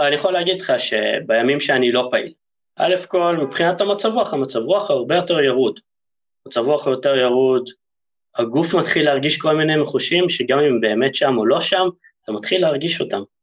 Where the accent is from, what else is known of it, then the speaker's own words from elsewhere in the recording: Haifa, Haifa District, Israel; also born or lived in Germany; נולדתי בגרמניה, חלק משליחות שההורים שלי היו שם, ואחרי שנה הגעתי לארץ, לחיפה